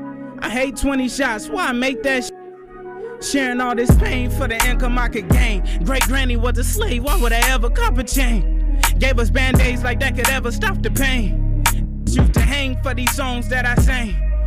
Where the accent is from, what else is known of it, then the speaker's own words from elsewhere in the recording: Vallejo, California, United States; I'm from Vallejo, California. Bay from Area, California.